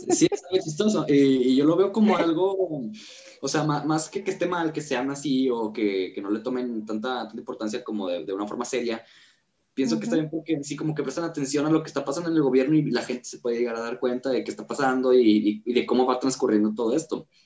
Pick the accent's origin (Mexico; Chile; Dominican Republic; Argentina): Mexico; Nuevo León; en el norte siempre son más acá como de, regios, o sea, así se nos conoce